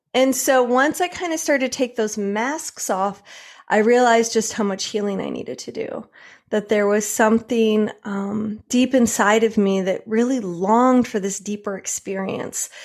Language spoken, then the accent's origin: English; Michigan, United States; also born or lived in New York; now in California, United States; I grew up in Michigan